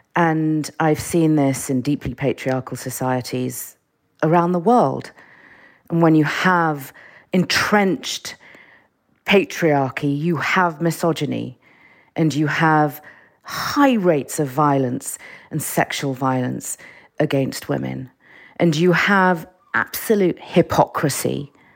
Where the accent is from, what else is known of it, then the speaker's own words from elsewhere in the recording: London, United Kingdom; also born or lived in Iran; I grew up in, I grew up in London